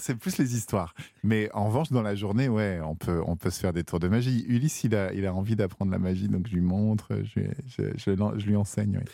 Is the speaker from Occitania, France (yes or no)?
no; Val-d'Oise, Île-de-France, France; also born or lived in Chamonix; je suis né dans le Val d'Oise, c'est ça, en Guin